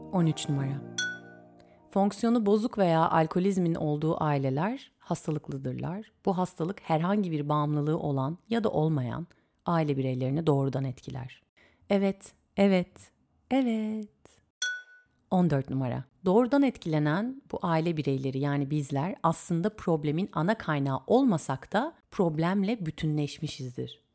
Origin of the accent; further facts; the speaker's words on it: İzmir, Turkey; doğduğum şehir canım İzmir'imde